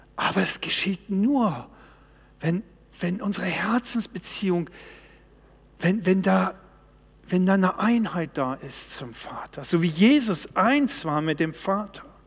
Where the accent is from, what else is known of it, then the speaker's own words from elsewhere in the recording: Baltic Sea coast, Germany; Ich bin an der Ostsee groß geworden